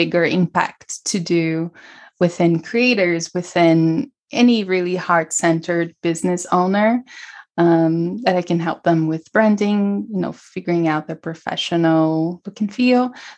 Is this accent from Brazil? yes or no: yes; São Paulo, Brazil; moved away; also born or lived in California / New York; I'm from Brazil. Originally from Brazil, from São Paulo, and I grew up surrounded by alternative health